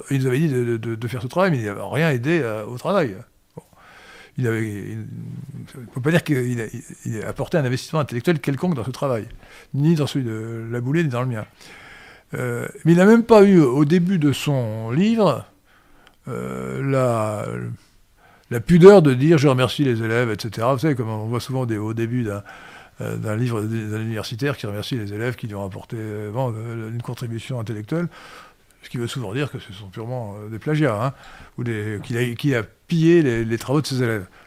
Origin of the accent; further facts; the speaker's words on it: Kenitra, Rabat-Salé-Kénitra, Morocco; born there; C'est pour ça que je suis né à Port-Lioté, aujourd'hui Kenitra.